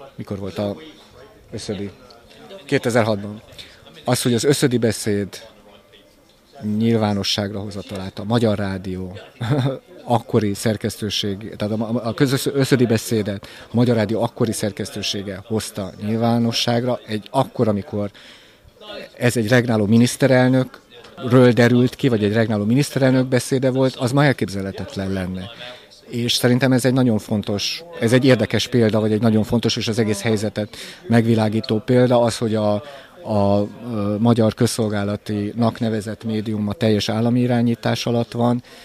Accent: Hungary; moved away; én Kelet-Európából jöttem, és Kelet-Európa amikor én Magyarországon újságíró voltam

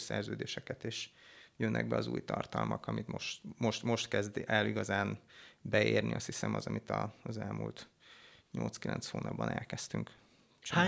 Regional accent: Hungary; itt nőttünk fel zömében, akik a, a cégnél dolgozunk

